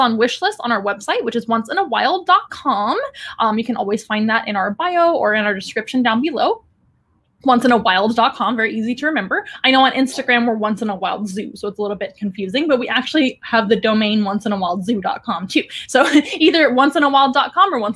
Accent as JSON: {"language": "English", "town": "San Antonio", "region": "Texas", "country": "United States", "tie": "born or raised there", "said": "in San Antonio, which is my hometown."}